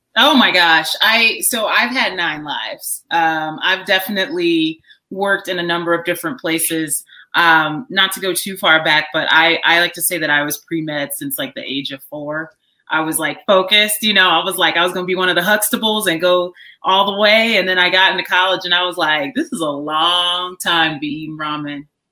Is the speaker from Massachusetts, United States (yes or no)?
no; Chicago, Illinois, United States; moved away; I grew up on the south side of Chicago. I've moved around a bit, but that's that's my hometown